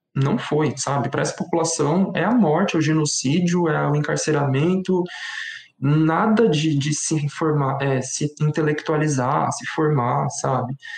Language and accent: Portuguese; São Paulo, Brazil; now in Guarulhos, Brazil; eu moro atualmente em Guarulhos, na região metropolitana de São Paulo, mas eu nasci e cresci na Brasilândia, que é a zona norte de São Paulo.